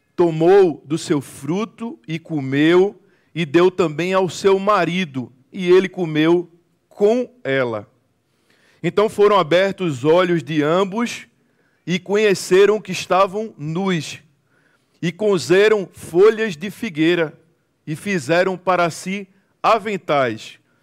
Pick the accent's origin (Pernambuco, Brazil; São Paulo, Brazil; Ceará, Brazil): Pernambuco, Brazil; Recife; Eu sou de Recife, Pernambuco, Brasil